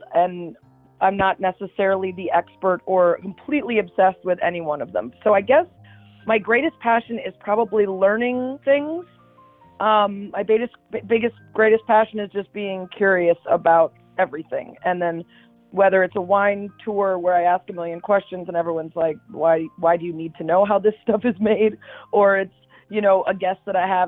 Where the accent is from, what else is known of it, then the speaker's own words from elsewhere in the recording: about 45 minutes north of Chicago, Illinois, United States; also born or lived in Cleveland, Ohio; I grew up, I was born in Cleveland, but my family moved to the Chicago area when I was really young. So no real Cleveland memories. I grew up about 45 minutes north of Chicago